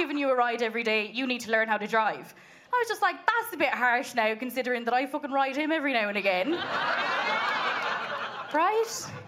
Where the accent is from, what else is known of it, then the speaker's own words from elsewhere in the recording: Munster, Ireland; accent: Kerry; But usually when I tell people I'm from Kerry, they're like, you don't have a Kerry accent.